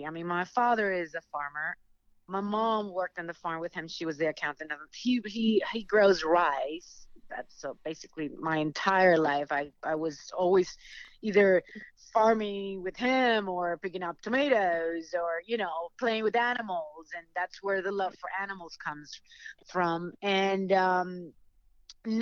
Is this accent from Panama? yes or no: yes; Panama; now in Los Angeles, United States; I'm from Panama